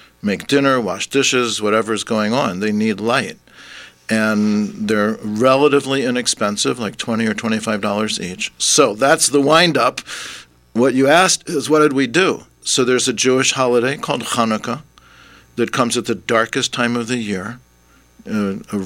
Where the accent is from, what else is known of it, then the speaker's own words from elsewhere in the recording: Vancouver, British Columbia, Canada; moved away as an adult; now in Hamilton, Canada; I'm actually from Vancouver